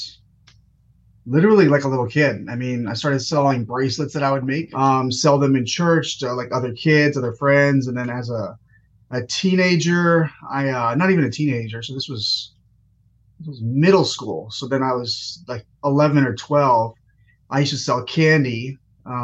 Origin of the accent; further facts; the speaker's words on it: Redan, Georgia, United States; also born or lived in India; been in Georgia my whole life for the most part. Grew up in a little city called Redan.